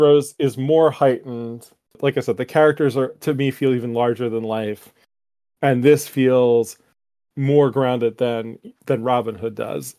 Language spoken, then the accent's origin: English; United States; as an American